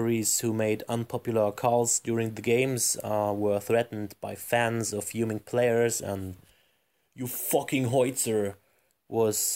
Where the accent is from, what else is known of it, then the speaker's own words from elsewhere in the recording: Leipzig, Saxony, Germany; My hometown club, Red Star Leipzig